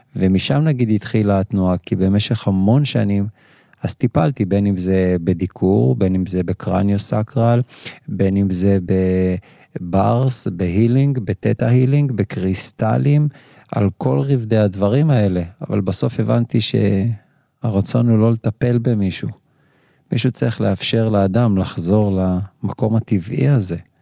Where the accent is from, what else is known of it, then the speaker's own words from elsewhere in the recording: Kiryat Gat, Southern District, Israel; moved away as an adult; also born or lived in Ashdod; אני מכאן. נכון. נכון שבאתי מרחוק, ונכון שמיד אחרי סיום הצבא, 26 שנה, אשדוד, אה, אבל נולדתי בקריית גת